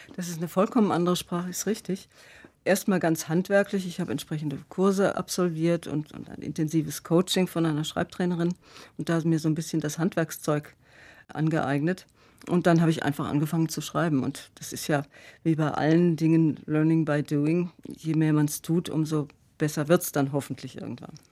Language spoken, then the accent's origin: German; Freiburg, Baden-Württemberg, Germany; now in Karlsruhe, Germany; ich bin eine Freiburger Bobille, ich bin in Freiburg geboren